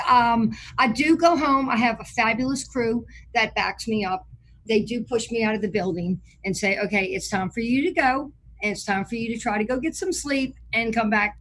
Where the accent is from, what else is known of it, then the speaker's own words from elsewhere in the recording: New Orleans, Louisiana, United States; moved away as an adult; now in Mandeville, United States; I am from New Orleans, Louisiana. I grew up in Lake Vista.